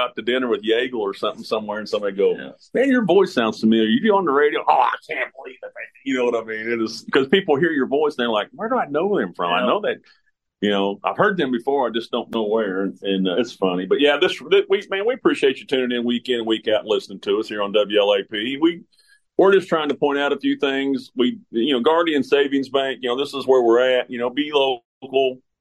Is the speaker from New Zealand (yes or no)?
no; St. Joseph, Missouri, United States; moved away as an adult; now in Kentucky, United States; I'm a transplant. You know, I'm from St. Joseph, Missouri, yep. Came out here and played baseball down to EKU